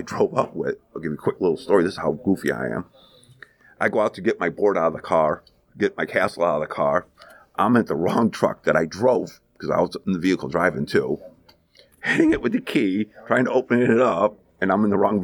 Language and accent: English; Syracuse, New York, United States; moved away; I'm born and raised in Syracuse, New York